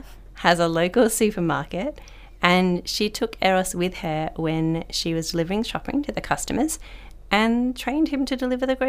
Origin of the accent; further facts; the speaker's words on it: Perth, Western Australia, Australia; moved away as an adult; now in Broome, Australia; I grew up in Perth and started teaching 16 years ago in a remote community in the Ngunnawal lands. A few years later, I moved to Broome Primary School